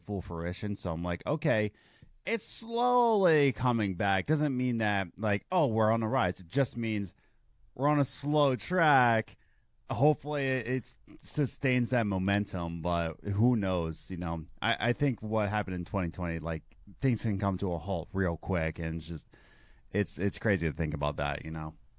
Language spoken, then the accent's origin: English; Philadelphia, Pennsylvania, United States; where I grew up in Philadelphia, it was Uh, I grew up in the Russian Chinese district.